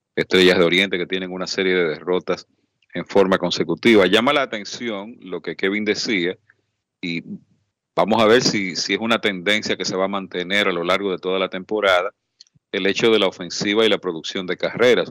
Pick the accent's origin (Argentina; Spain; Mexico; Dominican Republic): Dominican Republic; somos la República Dominicana